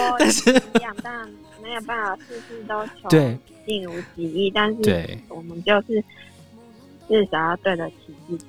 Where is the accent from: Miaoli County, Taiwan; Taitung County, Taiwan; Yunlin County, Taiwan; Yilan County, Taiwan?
Yunlin County, Taiwan; now in Taipei, Taiwan; 我老家在云林。